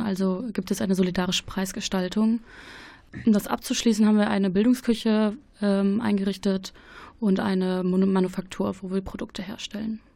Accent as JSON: {"language": "German", "country": "Germany", "said": "bei uns in Deutschland"}